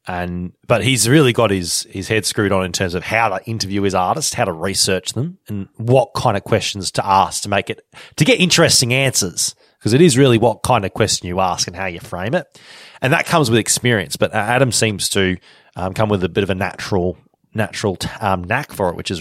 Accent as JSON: {"language": "English", "town": "Deniliquin", "region": "New South Wales", "country": "Australia", "tie": "born or raised there", "said": "it's my hometown."}